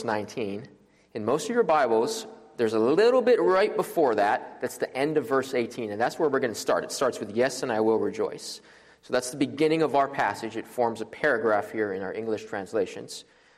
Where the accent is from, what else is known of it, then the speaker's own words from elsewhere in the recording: Maui, Hawaii, United States; moved away as an adult; now in Louisville, United States; I am originally from Maui, Hawaii, and I came here for Southern Seminary